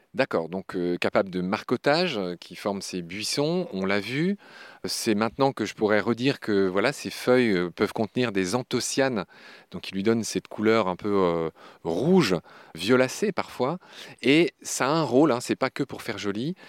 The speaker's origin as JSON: {"language": "French", "area": "Lorraine", "region": "Grand Est", "country": "France", "said": "je suis lorrain"}